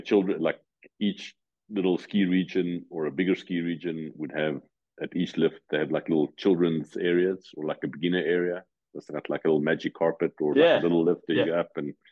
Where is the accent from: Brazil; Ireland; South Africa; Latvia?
South Africa; moved away as an adult; now in Switzerland; growing up in South Africa